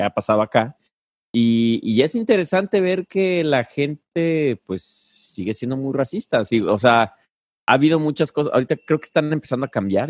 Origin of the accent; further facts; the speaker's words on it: Mexico; moved away; como mexicano